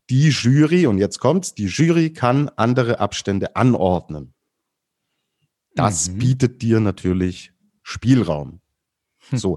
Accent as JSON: {"language": "German", "region": "Baden-Württemberg", "country": "Germany", "said": "ich komme ja aus dem Schwäbischen und bei uns gibt es das schöne Geschmäckle."}